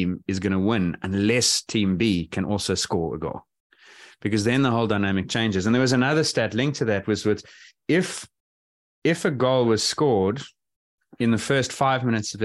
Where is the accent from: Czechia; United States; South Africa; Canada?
South Africa; as a South African